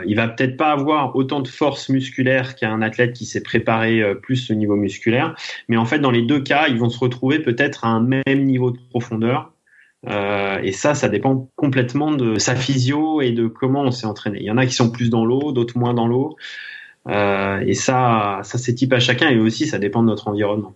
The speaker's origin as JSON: {"language": "French", "town": "Thonon-les-Bains", "region": "Auvergne-Rhône-Alpes", "country": "France", "tie": "born or raised there", "said": "je suis né à Tonon-les-Bains, au bord du lac Léman, et j'évolue en Haute-Savoie, où je pratique mon sport depuis toujours"}